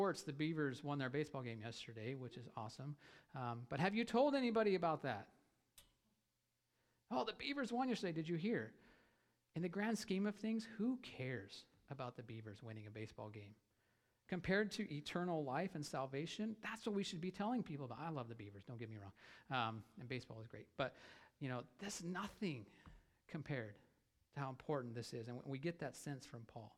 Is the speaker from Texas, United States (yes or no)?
no; Idaho, United States; I'm from Idaho